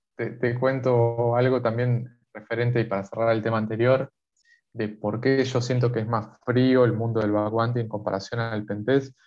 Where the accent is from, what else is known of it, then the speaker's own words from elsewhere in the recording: Argentina; acá en Argentina